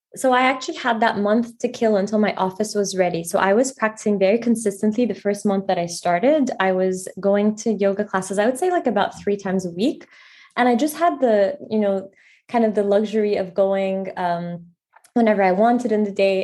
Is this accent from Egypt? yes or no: yes; Egypt; moved away as an adult; also born or lived in Paris, France; now in New York City, United States; I actually moved to Egypt in middle school